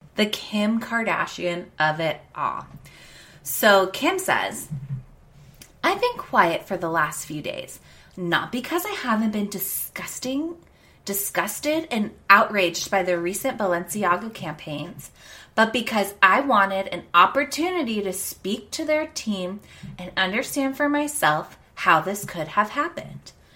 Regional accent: United States; we have as American people

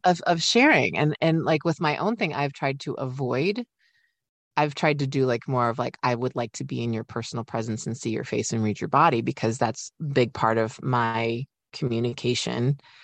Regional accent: Midwest, United States; I'm a polite Midwesterner

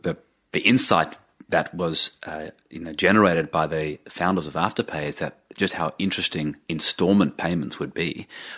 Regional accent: Australia; But as an Australian investor, it's not easy to get exposure to large technology companies or growing technology sectors.

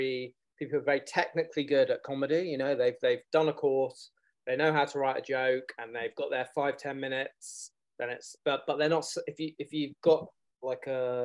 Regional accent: London, United Kingdom; I am from London. I grew up in London.

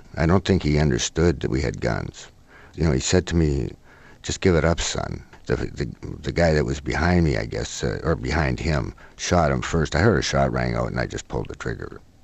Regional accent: Oak Bay, British Columbia, Canada; I was brought up in a in Oak Bay

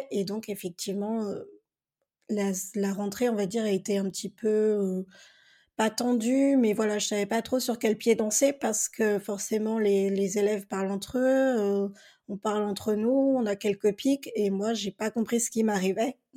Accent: Perros-Guirec, Brittany, France; also born or lived in Bolivia; j'ai grandi donc à, à Péros, en Quai dans les Côtes d'Armor, et j'étais la seule née en Amérique du Sud à l'époque

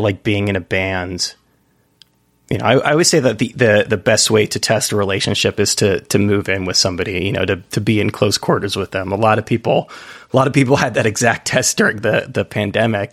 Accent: United States; being an American

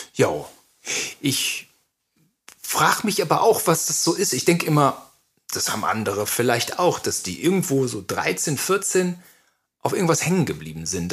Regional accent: Gütersloh, North Rhine-Westphalia, Germany; now in Berlin, Germany; in der Oberstufe in Gütersloh

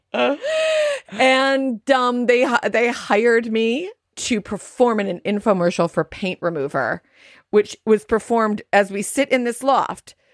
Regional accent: Highland Park, Illinois, United States; we are speaking to you from my hometown of Highland Park, Illinois

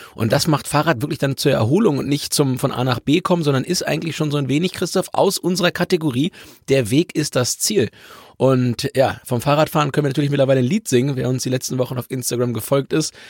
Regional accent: Hamburg, Germany; für mich als Hamburger

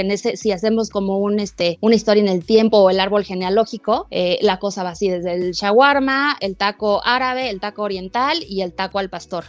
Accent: Mexico; somos los mexicanos

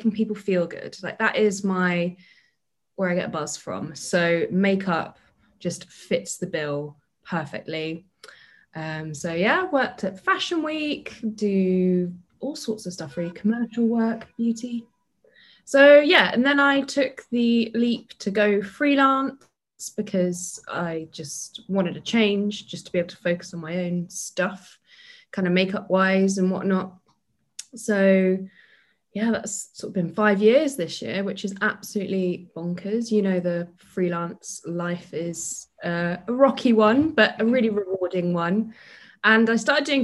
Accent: London, United Kingdom; moved away as an adult; also born or lived in Bath, Somerset; now in Somerset, United Kingdom; So I'm originally from London, now based in Somerset.

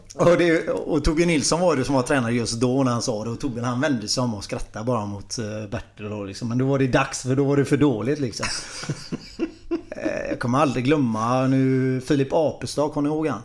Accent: Gothenburg, Västra Götaland, Sweden; jag är uppvuxen ute i Frölunda

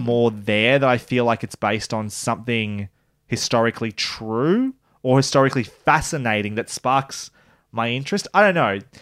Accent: Australia; as an Australian

